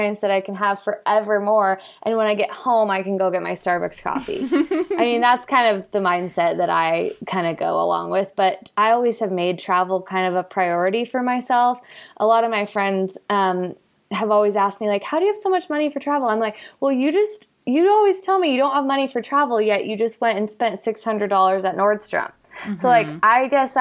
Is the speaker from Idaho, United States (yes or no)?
yes; Twin Falls, Idaho, United States; I grew up in Twin Falls, Idaho